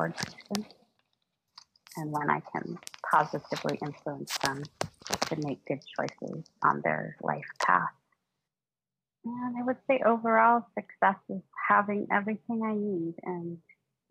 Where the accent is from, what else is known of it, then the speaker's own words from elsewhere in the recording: San Francisco Bay Area, California, United States; I'm from San Francisco Bay Area in California